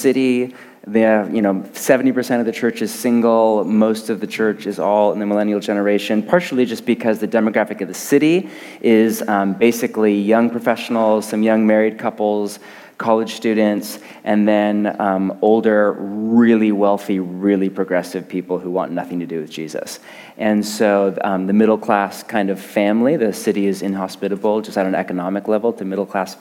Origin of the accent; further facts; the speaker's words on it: Portland, Oregon, United States; I'm from Portland, Oregon